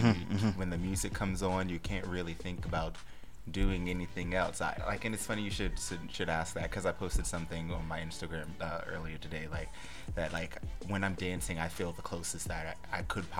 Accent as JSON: {"language": "English", "town": "Salisbury", "region": "Maryland", "country": "United States", "tie": "born or raised there", "moved": "yes", "lives_now": "New York, United States", "said": "I grew up in Salisbury, Maryland."}